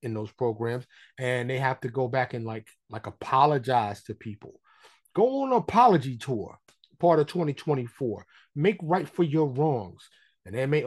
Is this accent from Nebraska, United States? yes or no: no; New York City, New York, United States; now in Texas, United States; born and raised in New York City